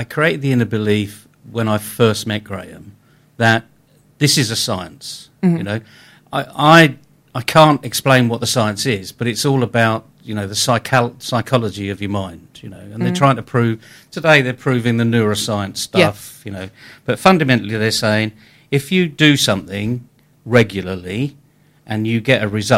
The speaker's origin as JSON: {"language": "English", "town": "Leeds", "region": "Yorkshire and the Humber", "country": "United Kingdom", "tie": "born or raised there", "also_born_or_lived": "New York", "moved": "yes", "said": "I was one of four boys. We came from Leeds."}